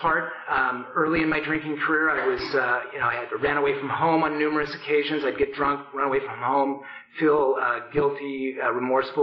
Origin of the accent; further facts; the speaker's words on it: Portland, Oregon, United States; I grew up in Portland